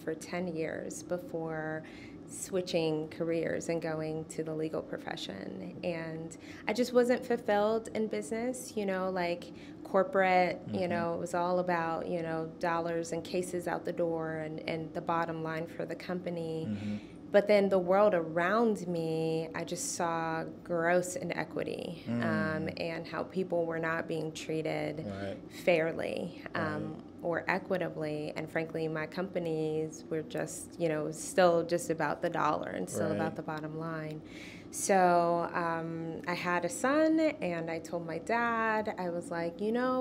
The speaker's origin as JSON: {"language": "English", "town": "Cincinnati", "region": "Ohio", "country": "United States", "tie": "born or raised there", "also_born_or_lived": "New York City", "moved": "as an adult", "lives_now": "Nashville, United States", "said": "I'm from Cincinnati, Ohio. Born and raised"}